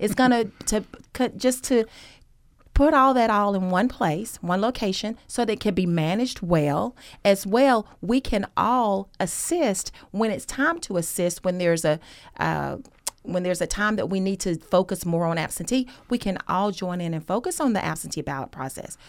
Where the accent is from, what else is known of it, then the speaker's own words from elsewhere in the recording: Gainesville, Georgia, United States; moved away as an adult; now in Athens, United States; I'm originally from Hall County, Gainesville